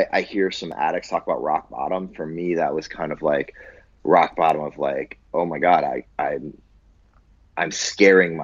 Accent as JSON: {"language": "English", "town": "Buffalo", "region": "New York", "country": "United States", "tie": "born or raised there", "moved": "yes", "said": "I grew up in Buffalo, New York."}